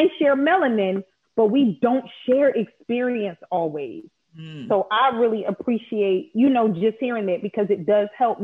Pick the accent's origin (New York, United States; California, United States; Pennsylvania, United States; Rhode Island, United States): Pennsylvania, United States; Philadelphia; growing up in Philly